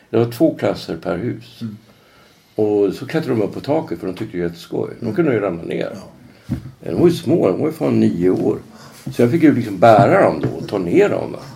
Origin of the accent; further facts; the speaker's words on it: Norrland, Sweden; moved away as an adult; Jag jobbade som lärare när jag kom hit från Norrland.